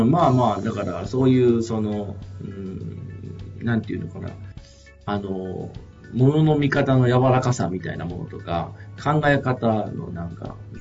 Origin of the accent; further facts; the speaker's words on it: Japan; also born or lived in Brazil; 僕はずっとやっぱ田舎の山奥で生まれ育って